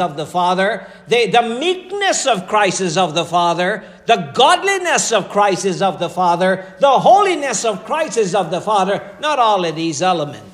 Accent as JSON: {"language": "English", "country": "Guyana", "moved": "as an adult", "said": "I'm coming from Guyana."}